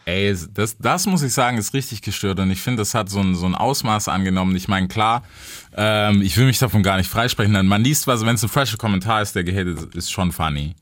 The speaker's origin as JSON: {"language": "German", "country": "United States", "said": "für mich als Amerikaner"}